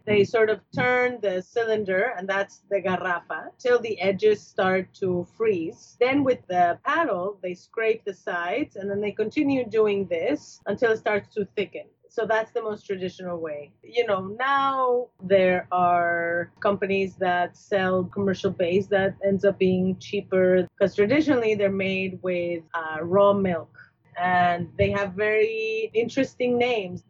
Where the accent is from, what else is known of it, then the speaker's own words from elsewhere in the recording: Mexico City, Mexico; moved away as an adult; now in United States; I grew up in Mexico City